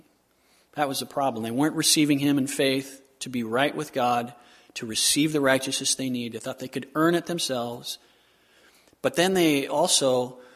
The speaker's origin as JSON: {"language": "English", "region": "Southern California", "country": "United States", "tie": "born or raised there", "said": "I grew up in Southern California"}